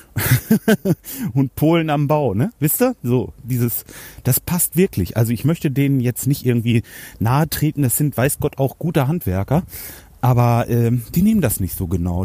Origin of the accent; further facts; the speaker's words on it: Hanover, Lower Saxony, Germany; Bei uns in Hannover